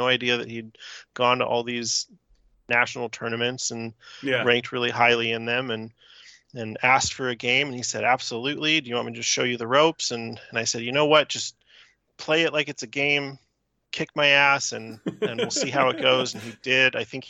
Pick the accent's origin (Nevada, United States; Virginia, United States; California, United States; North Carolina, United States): California, United States; the Bay Area; I'm from the Bay Area, and the Bay Area, if you're outside of it, is sort of this, you know, collection of cities around the San Francisco Bay.